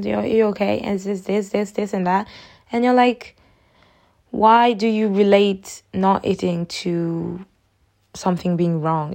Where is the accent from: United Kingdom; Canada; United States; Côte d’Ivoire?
Côte d’Ivoire; I'm from Ivory Coast.